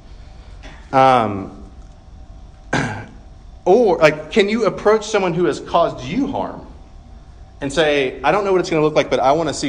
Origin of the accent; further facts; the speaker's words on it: Georgia, United States; moved away; I'm from Georgia, and from in the Deep South